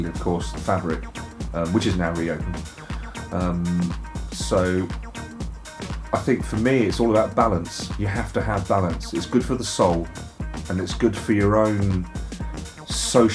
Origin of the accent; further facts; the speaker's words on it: London, United Kingdom; moved away as an adult; also born or lived in south coast of England; now in south coast, England; I was born and brought up in London